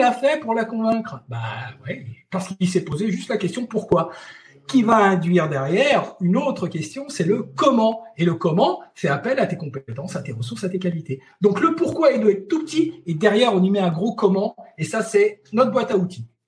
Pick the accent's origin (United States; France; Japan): France; Chamonix, Auvergne-Rhône-Alpes; je suis de Chamonix